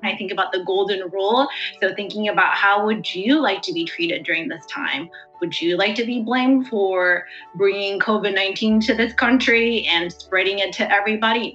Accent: Davis, California, United States; I'm actually from Davis, California, you know, and this is my home, and I'm American just like you.

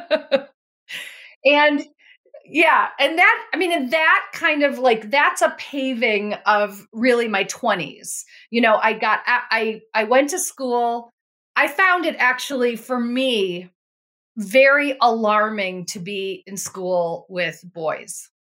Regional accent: Buffalo, New York, United States; I grew up in Buffalo, New York.

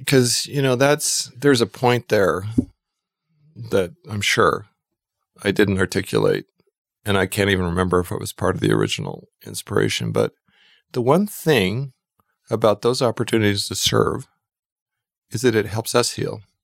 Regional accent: Twin Falls, Idaho, United States; also born or lived in New York; now in Boise, United States; I grew up in Twin Falls, Idaho

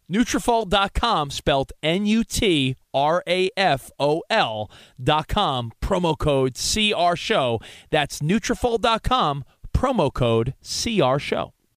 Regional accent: Long Island, New York, United States; I grew up on Long Island

